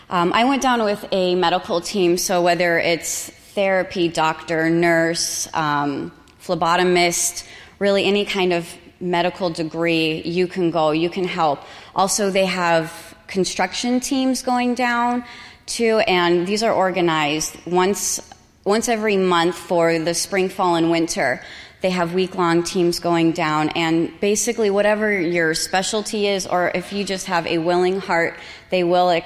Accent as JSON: {"language": "English", "town": "Phoenix", "region": "Arizona", "country": "United States", "said": "I'm from North Phoenix."}